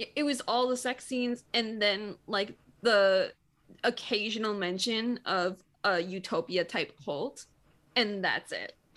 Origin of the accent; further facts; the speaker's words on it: Michigan, United States; I'm from Michigan. Like, I'm used to the cold